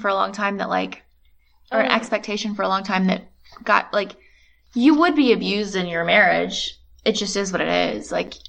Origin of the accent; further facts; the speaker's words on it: Asheville, North Carolina, United States; it's just a ghost story that I grew up with. I'm from Asheville, North Carolina, which is...